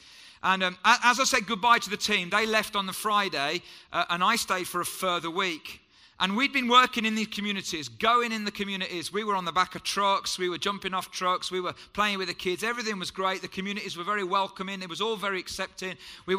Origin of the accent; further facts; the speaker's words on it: Wolverhampton, West Midlands, United Kingdom; My parents were born in Jamaica, came here in the 50s, and I was born in Wolverhampton, which is where I'm from.